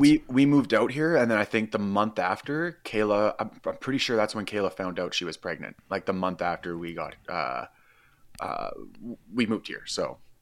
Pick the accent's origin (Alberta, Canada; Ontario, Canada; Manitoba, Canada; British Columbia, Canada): British Columbia, Canada; Qualicum Beach; also born or lived in Peace River; I'm from Vancouver Island, Qualecum Beach